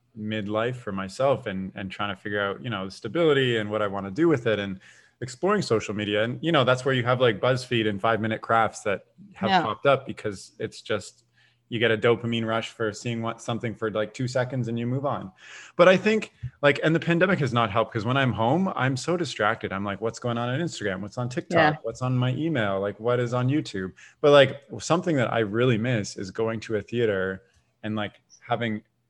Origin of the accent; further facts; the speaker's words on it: Canada; I was born in Canada, still in Canada